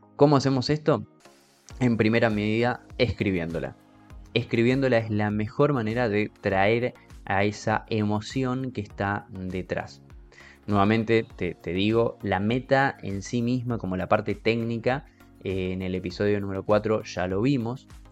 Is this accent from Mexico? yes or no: no; Argentina; Yo como argentino